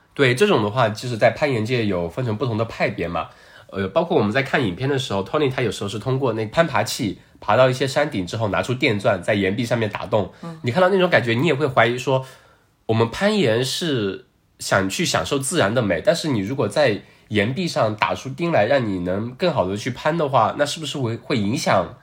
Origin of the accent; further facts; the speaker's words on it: China; 我们中国人讲究四个字